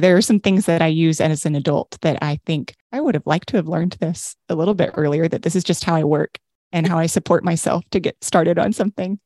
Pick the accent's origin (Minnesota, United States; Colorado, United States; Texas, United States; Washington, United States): Texas, United States; I'm from Texas and I say supper